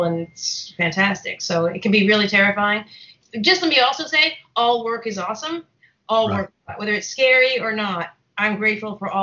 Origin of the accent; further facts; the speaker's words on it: Boston, Massachusetts, United States; moved away; I grew up in Boston. I'm from Boston